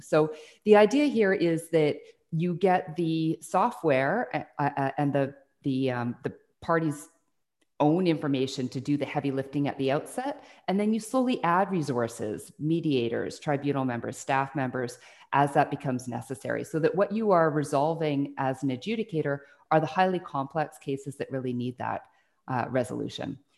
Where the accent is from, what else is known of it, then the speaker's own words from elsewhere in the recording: Burnaby, British Columbia, Canada; also born or lived in Salt Spring Island, British Columbia; I grew up in Burnaby for, uh, most of my younger childhood, and then we moved to Salt Spring Island, where my parents had a small hobby farm.